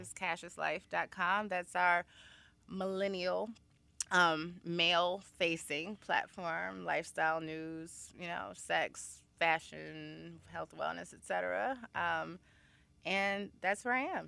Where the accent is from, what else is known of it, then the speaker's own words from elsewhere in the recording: Chicago, Illinois, United States; moved away as an adult; also born or lived in Washington, D.C.; now in New York City, United States; I am originally from Chicago, Illinois. Uh, I went to Wendy Young High School